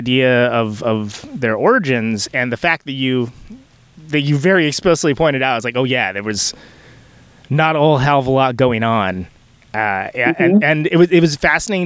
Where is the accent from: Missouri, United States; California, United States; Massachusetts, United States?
California, United States; Central Valley of; I'm from the Central Valley of California